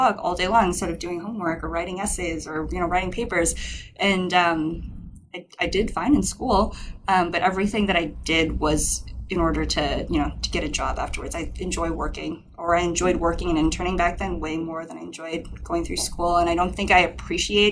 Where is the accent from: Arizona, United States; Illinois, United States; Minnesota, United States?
Minnesota, United States; moved away as an adult; also born or lived in Berkeley, California; I grew up in Minnesota